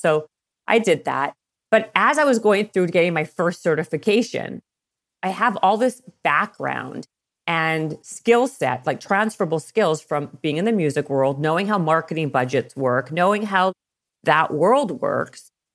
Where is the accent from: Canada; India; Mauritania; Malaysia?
Canada; moved away as an adult; also born or lived in Toronto / Los Angeles; I'm Canadian, and I was working for a record label in Toronto.